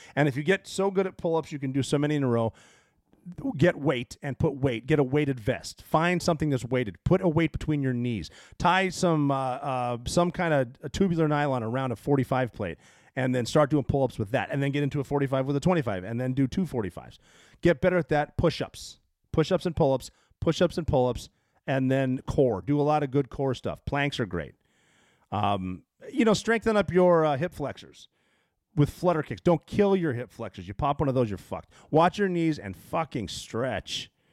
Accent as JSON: {"language": "English", "town": "Butte", "region": "Montana", "country": "United States", "tie": "born or raised there", "moved": "yes", "said": "I grew up in Butte."}